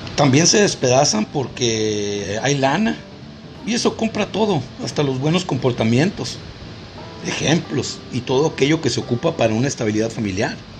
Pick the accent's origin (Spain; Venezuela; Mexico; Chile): Mexico